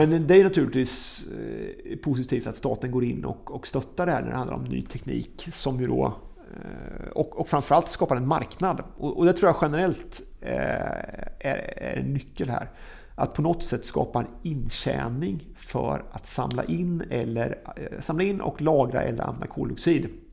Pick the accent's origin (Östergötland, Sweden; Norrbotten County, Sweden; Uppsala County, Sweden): Östergötland, Sweden; som östgöte